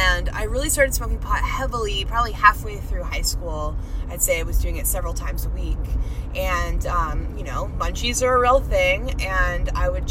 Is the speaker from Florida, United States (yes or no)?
yes; Miami, Florida, United States; I grew up in Miami, which is a very superficial place